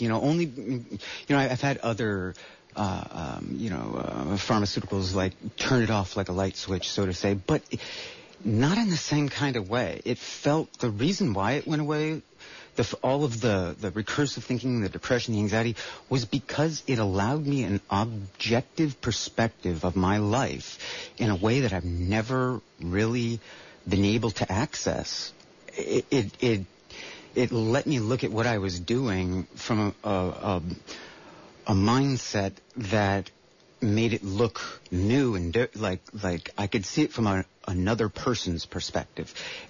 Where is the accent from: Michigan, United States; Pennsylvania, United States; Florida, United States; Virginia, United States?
Florida, United States; Miami; moved away as an adult; now in Santa Cruz, United States; No, not originally. I came to the Bay Area back in 2000 from Miami.